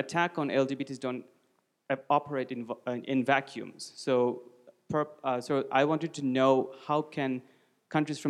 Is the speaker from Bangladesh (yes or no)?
yes; Bangladesh; moved away as an adult; I come from Bangladesh, one of the countries that was probably highlighted in 2016 for getting two gay activists killed.